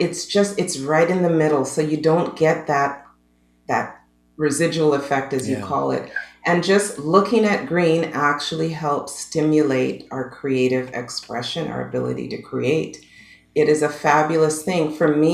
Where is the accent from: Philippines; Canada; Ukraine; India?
Canada; I'm a Canadian girl, born and raised